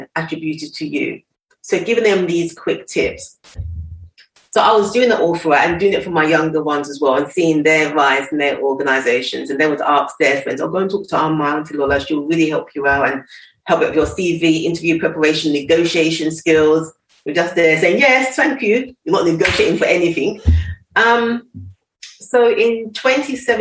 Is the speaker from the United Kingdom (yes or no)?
yes; London, United Kingdom; I'm school in East London